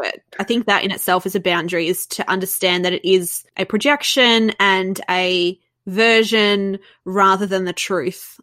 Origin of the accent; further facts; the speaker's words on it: Melbourne, Victoria, Australia; Yes, and I love being from Melbourne. I really love being from Melbourne